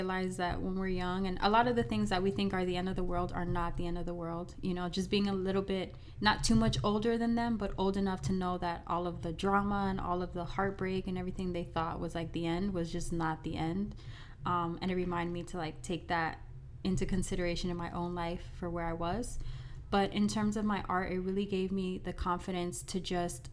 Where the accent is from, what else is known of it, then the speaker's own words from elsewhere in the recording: Miami, Florida, United States; I am from Miami, Florida, born and raised here